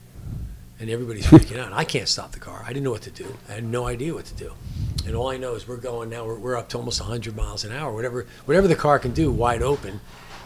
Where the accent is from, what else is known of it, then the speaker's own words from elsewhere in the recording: New Jersey, United States; accent: New Jersey; moved away; I grew up in New Jersey